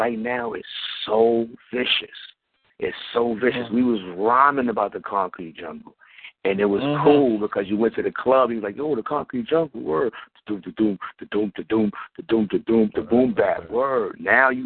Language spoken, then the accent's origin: English; New York City, New York, United States; I was born and raised in Brooklyn, Bucktown, USA, Bucktown, New York.